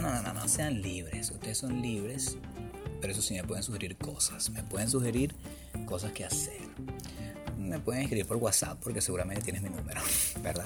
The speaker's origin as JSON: {"language": "Spanish", "country": "Venezuela", "moved": "as an adult", "said": "vengo de un lugar, o sea, que vengo de Venezuela, donde no hay buses"}